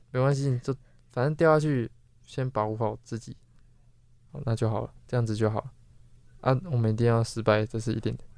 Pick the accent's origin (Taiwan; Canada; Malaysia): Taiwan; also born or lived in Yilan; 就是你不管在台湾的哪一个区，还是干嘛，我们在从我们长大的过程就没有这这个关于海的知识